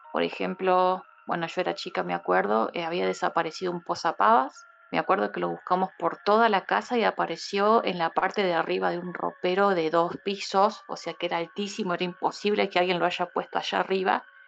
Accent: Buenos Aires, Argentina; moved away as an adult; now in Córdoba, Argentina; vivo en Córdoba Capital hace 9 eh, soy de Buenos Aires

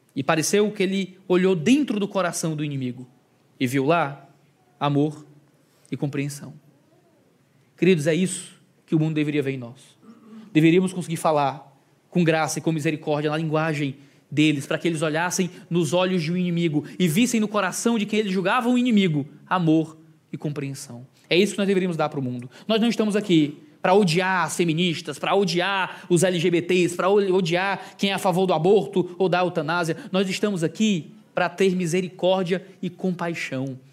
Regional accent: Ceará, Brazil; Eu sou do Ceará, sou um nordestino

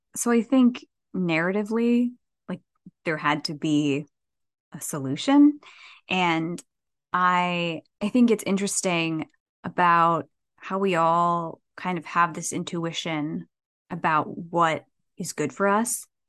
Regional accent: New Jersey, United States; moved away as an adult; also born or lived in New York City / Los Angeles; I was born and raised in Jersey

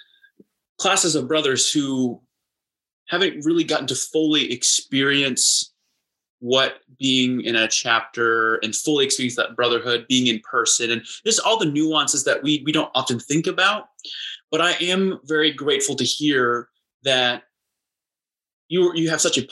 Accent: Indiana, United States; I'm from Indiana, which, like, there's marching bands literally everywhere.

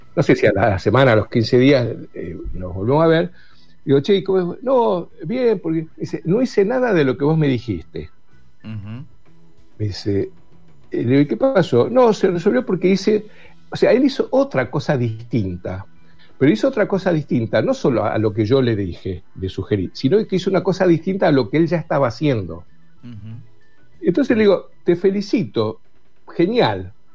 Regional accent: Buenos Aires, Argentina; soy porteño, yo soy de Buenos Aires

